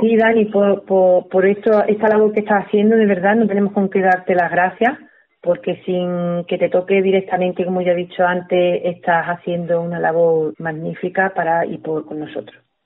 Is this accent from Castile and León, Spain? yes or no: no; Torredonjimeno, Andalusia, Spain; la radio de mi pueblo